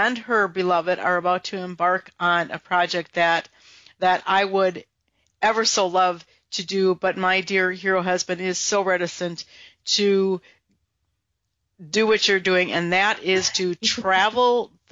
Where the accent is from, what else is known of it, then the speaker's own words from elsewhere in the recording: Wisconsin, United States; I'm from Wisconsin